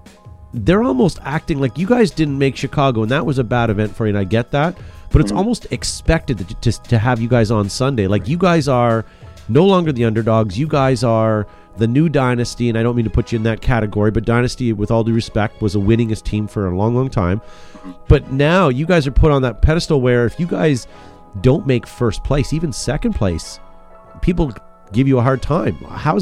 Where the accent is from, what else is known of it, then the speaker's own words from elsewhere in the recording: Canada; I'm Canadian